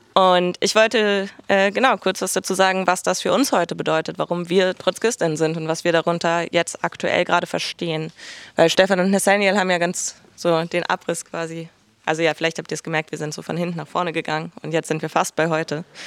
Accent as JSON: {"language": "German", "region": "Berlin", "country": "Germany", "said": "Ich komme aus Berlin"}